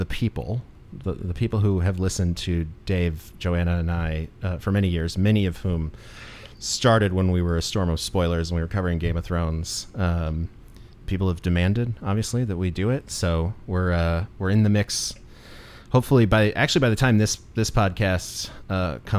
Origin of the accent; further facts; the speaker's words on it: Ohio, United States; growing up in Ohio and sort of near it, I always called it Appalachia